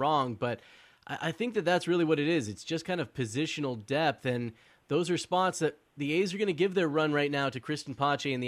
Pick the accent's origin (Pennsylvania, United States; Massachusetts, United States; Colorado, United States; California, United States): California, United States; Oakland; I was born in Oakland, from the Bay Area